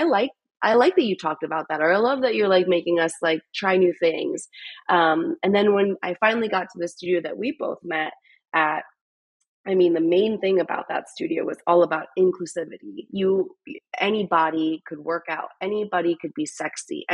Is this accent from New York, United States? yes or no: no; Philadelphia, Pennsylvania, United States; moved away as an adult; also born or lived in Chicago; now in Austin, United States; I'm from Philadelphia.